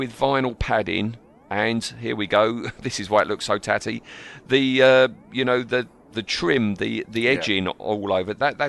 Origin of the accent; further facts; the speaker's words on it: Ryarsh, South East England, United Kingdom; It's Ryarsh. That's the village I was born in Kent